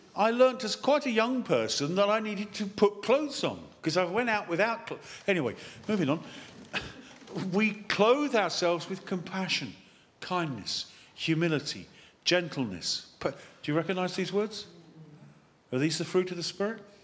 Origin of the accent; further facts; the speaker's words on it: United Kingdom; being British